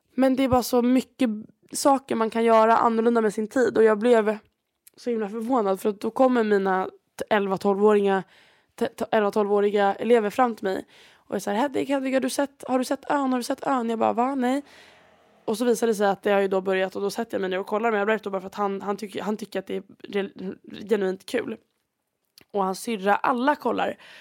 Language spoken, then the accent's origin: Swedish; Sweden; moved away; jag var hemma i Sverige